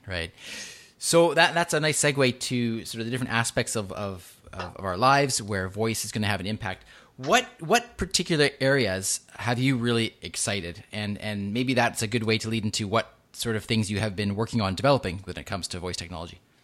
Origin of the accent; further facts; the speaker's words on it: Vancouver, British Columbia, Canada; right here in my hometown of Vancouver